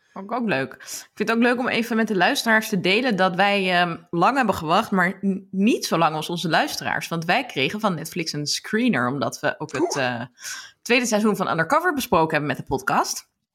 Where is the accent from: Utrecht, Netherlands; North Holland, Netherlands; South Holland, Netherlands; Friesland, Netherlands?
North Holland, Netherlands; Amsterdam; ben een half Brabander, maar in Amsterdam geboren